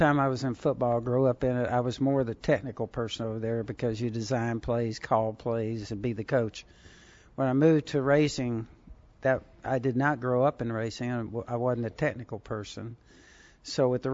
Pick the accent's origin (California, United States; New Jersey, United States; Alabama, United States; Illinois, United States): California, United States; Southern; I had hot rods and stuff when I was a teenager growing up in Southern California